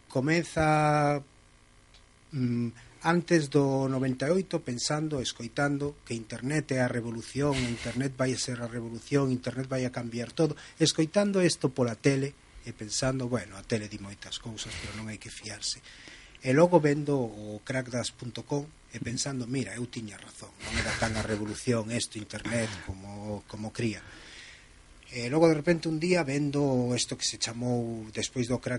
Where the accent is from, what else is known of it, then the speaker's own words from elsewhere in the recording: Barcelona, Catalonia, Spain; Eu son galego de Barcelona